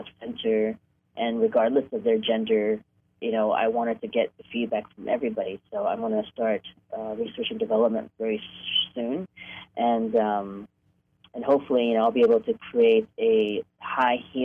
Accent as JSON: {"language": "English", "region": "New York", "country": "United States", "tie": "born or raised there", "also_born_or_lived": "Hong Kong", "moved": "as an adult", "lives_now": "Los Angeles, United States", "said": "I was born in Hong Kong, but I grew up in New York and moved to L.A. for college in 1993"}